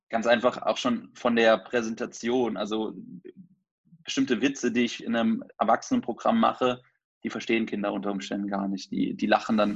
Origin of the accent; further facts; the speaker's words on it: near Trier, Rhineland-Palatinate, Germany; moved away; also born or lived in Cologne; ich komme ursprünglich aus der Nähe von Trier